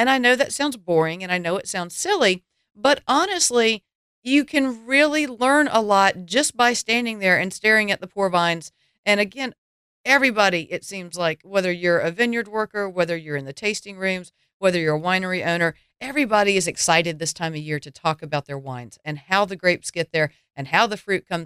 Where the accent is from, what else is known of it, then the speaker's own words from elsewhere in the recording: the South, United States; accent: Southern; my Southern accent